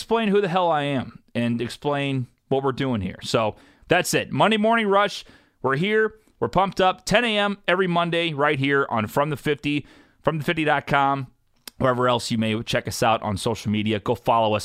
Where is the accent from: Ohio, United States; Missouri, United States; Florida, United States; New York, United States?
Missouri, United States; St. Louis; I'm from St. Louis, Missouri